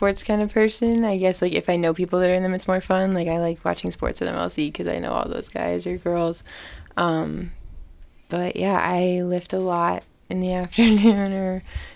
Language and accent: English; Ohio, United States; I'm from Ohio, which I get made fun of for sometimes, but I love it there